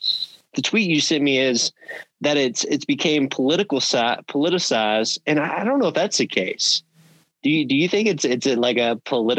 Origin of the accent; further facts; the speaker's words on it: the South, United States; I'm from the South.